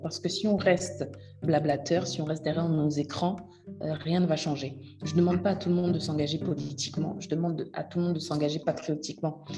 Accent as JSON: {"language": "French", "country": "DR Congo", "said": "je suis de RDC, mais mon cœur est très brazzavillois"}